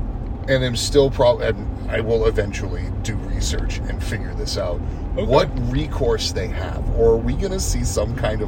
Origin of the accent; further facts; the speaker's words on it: United States; I'm an American.